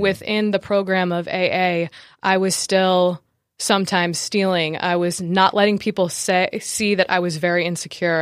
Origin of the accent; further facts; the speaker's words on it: New Jersey, United States; I was born in New Jersey